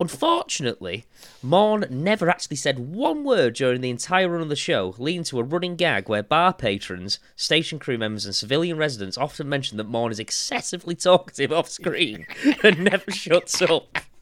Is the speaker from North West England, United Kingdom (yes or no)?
yes; Warrington, North West England, United Kingdom; I'm from Warrington